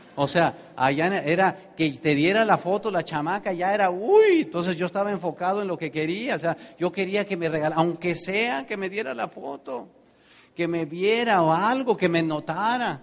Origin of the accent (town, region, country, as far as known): Tenancingo, State of Mexico, Mexico; born or raised there; moved away